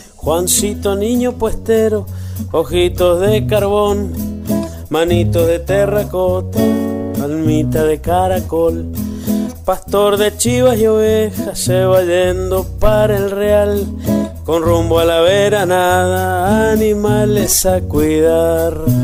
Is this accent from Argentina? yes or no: yes; Ranquil Norte, Mendoza, Argentina; de Ranquil Norte, Malargüe, Mendoza